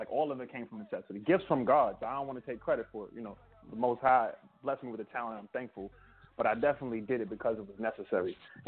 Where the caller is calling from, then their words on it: San Antonio, Texas, United States; I'm calling from San Antonio, Texas right now.